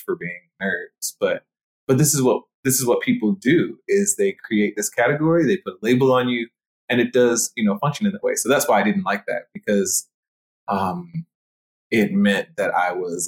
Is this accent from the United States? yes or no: no; Jamaica; I'm Jamaican. I didn't want my Jamaicanness to be erased.